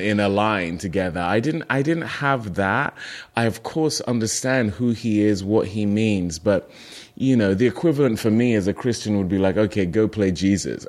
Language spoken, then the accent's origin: English; United Kingdom; moved away as an adult; also born or lived in Nigeria; now in United States; I identify as British